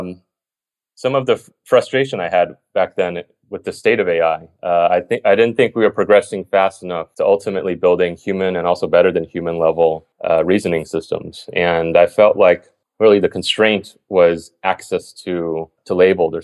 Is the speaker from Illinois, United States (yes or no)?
no; Atlanta, Georgia, United States; moved away; also born or lived in Berkeley / Stanford; I'm from the East Coast, Atlanta